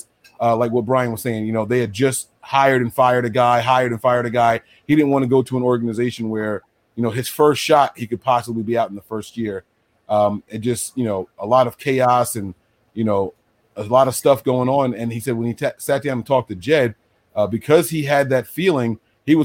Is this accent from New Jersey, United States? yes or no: yes; New Jersey, United States; I'm from Jersey